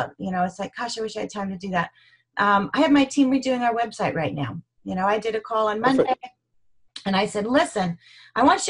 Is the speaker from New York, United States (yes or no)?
no; Colorado, United States; now in Oregon, United States; I grew up in Colorado riding horses